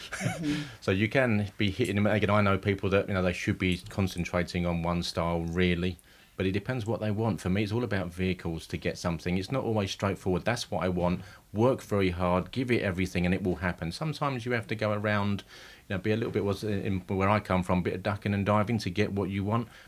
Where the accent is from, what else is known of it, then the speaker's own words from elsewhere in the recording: East of England, United Kingdom; I'm from Essex.